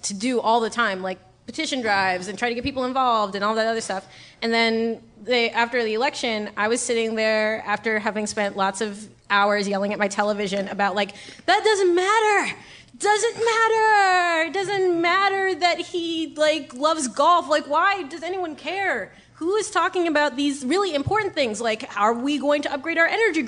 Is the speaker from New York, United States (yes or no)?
yes; New York, United States; I was born and raised in New York.